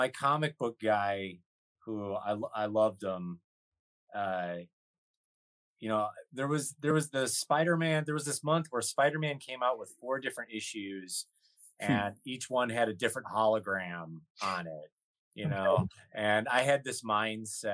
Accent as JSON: {"language": "English", "town": "Kenosha", "region": "Wisconsin", "country": "United States", "tie": "born or raised there", "said": "I was right in between Chicago and Milwaukee"}